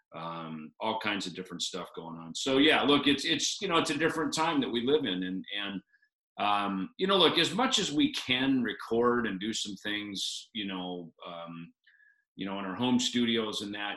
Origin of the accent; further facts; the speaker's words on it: Minnesota, United States; now in Scottsdale, United States; I grew up in Minnesota